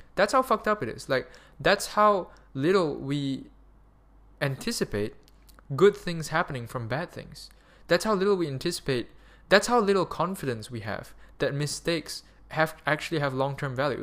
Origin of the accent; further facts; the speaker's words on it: Malaysia; moved away; also born or lived in Germany; Malaysia, because I'm a Malaysian citizen.